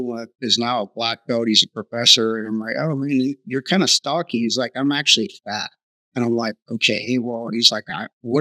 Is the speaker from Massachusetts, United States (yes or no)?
no; Southern California, United States; growing up in Southern California, My dad was a machinist